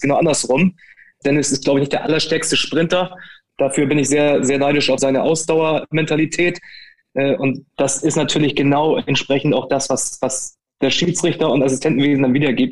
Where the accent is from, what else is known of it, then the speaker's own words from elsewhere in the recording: Hamburg, Germany; wir kommen beide aus Hamburg